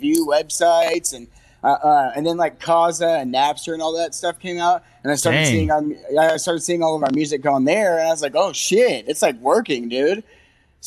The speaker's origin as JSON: {"language": "English", "town": "Springfield", "region": "Missouri", "country": "United States", "tie": "born or raised there", "said": "our high school in Springfield, Missouri, in the 90s."}